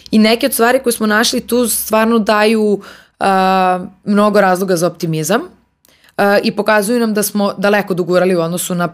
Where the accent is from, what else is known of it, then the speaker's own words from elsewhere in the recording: Serbia; ja sam iz Srbije